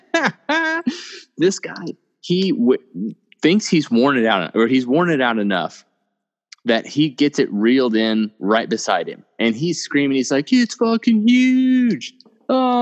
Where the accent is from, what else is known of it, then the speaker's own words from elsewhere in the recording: Oklahoma, United States; Where Seth and I are from, we're both from Oklahoma